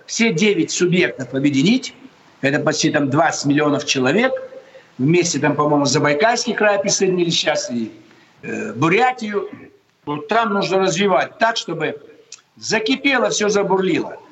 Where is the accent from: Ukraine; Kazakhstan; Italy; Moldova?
Kazakhstan; Almaty; now in Moscow, Russia; В детстве я жил в Алмате